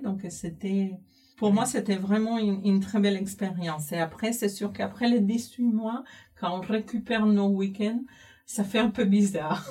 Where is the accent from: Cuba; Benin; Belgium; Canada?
Cuba; moved away as an adult; now in France; j'ai grandi à Cuba, j'ai fait euh, tous toutes mes études à Cuba